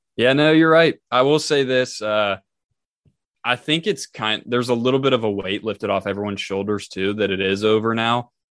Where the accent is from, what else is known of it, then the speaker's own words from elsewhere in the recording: Tennessee, United States; I am myself am from Tennessee